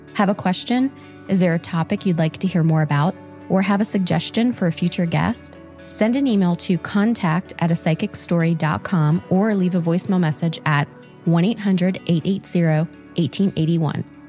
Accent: Ohio, United States; moved away; I'm from Ohio, and I recently moved back

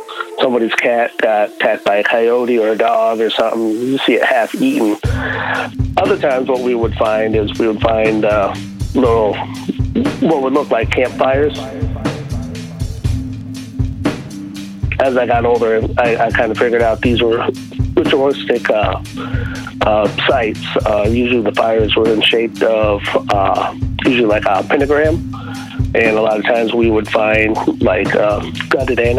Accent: Tucson, Arizona, United States; moved away; originally from Arizona. I was born and raised in Tucson.

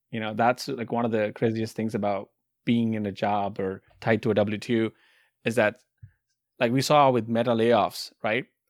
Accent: India; moved away as an adult; now in United States; I grew up in India

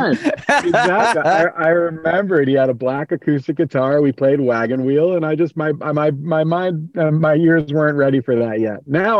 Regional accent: Port Washington, New York, United States; now in Maryland, United States; That's right. Yep. Port Washington, New York, on the north shore of Long Island, not too far from the city. And it was a good place to live. I like living in Maryland now, but it all started in New York.

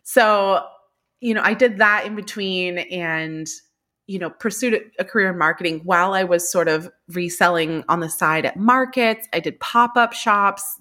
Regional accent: California, United States; moved away as an adult; now in New York, United States; I'm originally from California, but I've been in New York now for about twelve years

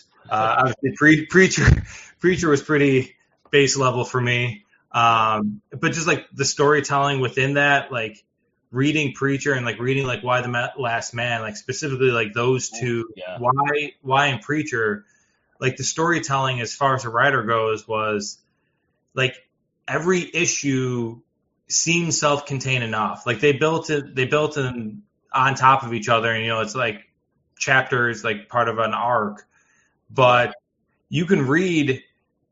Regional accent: Chicago, Illinois, United States; I'm from originally Chicago South Suburbs, so roughly around the Chicago area.

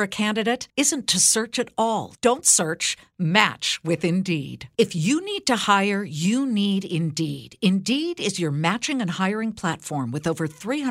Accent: California, United States; I'm from California

